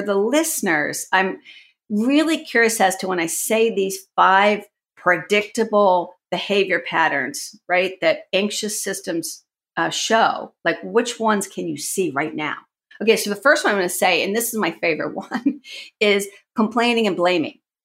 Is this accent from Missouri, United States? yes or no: no; Washington, District of Columbia, United States; I actually grew up in the Washington, D C area, so I'm sort of an anomaly because I'm a native.